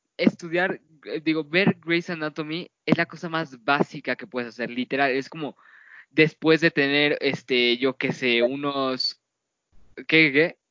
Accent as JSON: {"language": "Spanish", "country": "Mexico"}